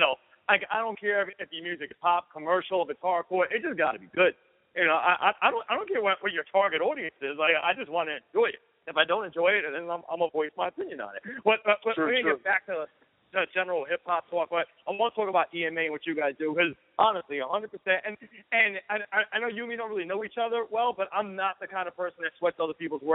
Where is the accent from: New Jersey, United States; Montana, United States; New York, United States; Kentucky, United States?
New York, United States; New York City; I grew up at the last stop of the 2 train on 241st right there. That's where I grew up